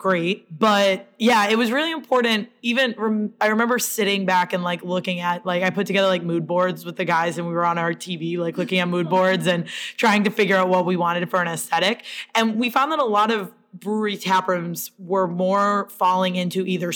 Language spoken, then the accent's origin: English; Princeton, Massachusetts, United States; also born or lived in Fitchburg, Massachusetts; I grew up in Fitchburg and then Princeton